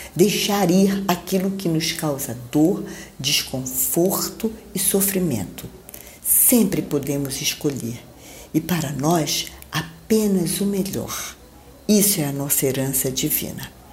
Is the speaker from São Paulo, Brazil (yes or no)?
no; Belém, Pará, Brazil; moved away; Eu estou em Belém do Pará, minha terra natal